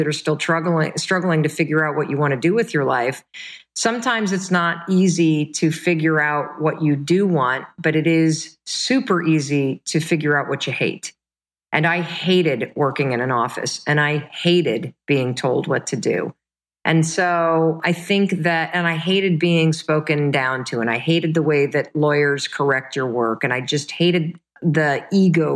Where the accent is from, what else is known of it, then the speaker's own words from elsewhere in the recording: Midwest, United States; also born or lived in Michigan; we were the kind of family growing up in the Midwest